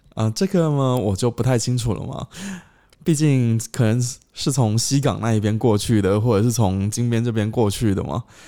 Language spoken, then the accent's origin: Chinese; China; now in Cambodia; 他们说：“诶，你是中国人哦。”我说：“对啊。”